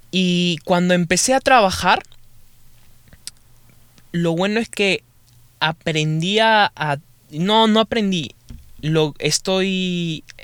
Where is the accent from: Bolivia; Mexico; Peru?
Peru; now in United States; para eso estaba en Perú, en mi país, y buah empecé a estudiar, empecé a estudiar inglés también